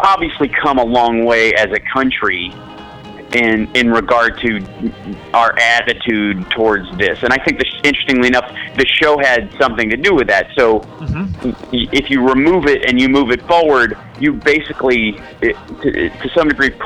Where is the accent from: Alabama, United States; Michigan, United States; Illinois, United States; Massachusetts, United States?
Illinois, United States; Chicago; I'm from Chicago, so, you know, I went to high school there, and it's, you know, it's my hometown